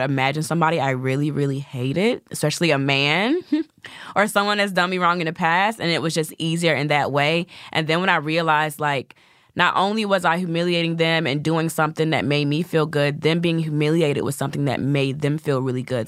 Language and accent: English; the South, United States; I'm from the South, so I have the sweet Southern belle thing.